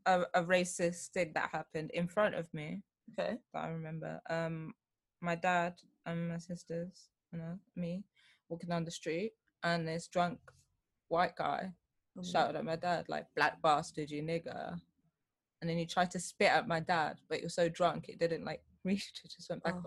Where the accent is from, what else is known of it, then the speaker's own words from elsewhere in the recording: London, United Kingdom; both my parents born here in yeah. London. So it's like, oh, where are you from? And I'm like, London.